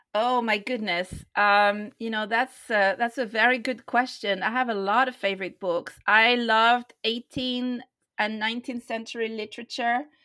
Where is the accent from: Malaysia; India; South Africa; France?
France; moved away as an adult; also born or lived in London; I was born in France. I grew up in France and I lived there until I was 21 years old